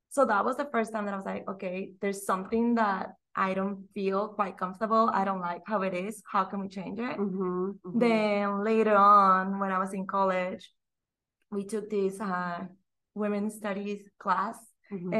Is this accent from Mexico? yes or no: yes; Mexico; English is a second language; moved away as an adult; now in Austin, United States; born and raised in Mexico